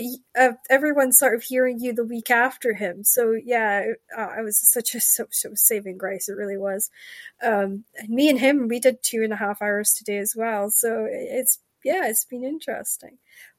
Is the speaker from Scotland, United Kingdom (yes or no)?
yes; Scotland, United Kingdom; And growing up in Shetland, you have, depending what part of the island you were at, depended on the colour that you would see.